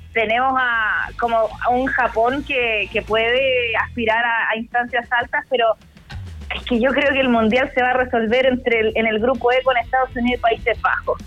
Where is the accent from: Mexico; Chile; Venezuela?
Chile